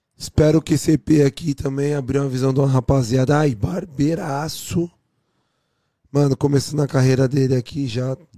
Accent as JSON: {"language": "Portuguese", "region": "São Paulo", "country": "Brazil", "moved": "yes", "lives_now": "Canada", "said": "São Paulo, Jardim Celeste, do lado da minha casa, do lado de onde eu sou."}